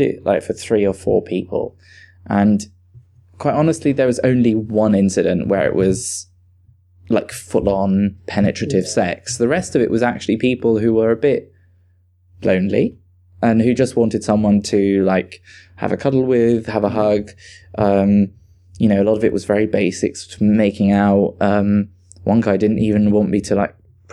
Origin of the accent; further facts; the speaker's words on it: Switzerland; now in United Kingdom; I'm originally from Switzerland, so I'm a bit versed in like the Germanic scene